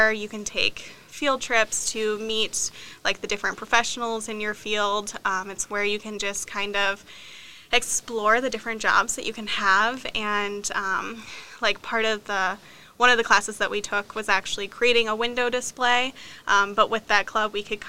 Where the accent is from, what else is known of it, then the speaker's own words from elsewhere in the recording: Rapid City, South Dakota, United States; moved away as an adult; also born or lived in Brookings, South Dakota; I came up here from Rapid City, so from West River to East River. Came to SDSU in 2014, right after I graduated high school